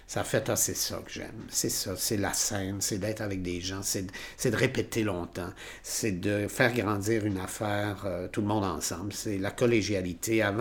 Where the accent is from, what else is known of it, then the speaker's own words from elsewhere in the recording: Trois-Rivières, Quebec, Canada; now in Quebec City, Canada; quand je suis arrivé ici en 1978, donc il y a 40 ans là, je venais de Trois-Rivières, j'étais resté dans ma ville.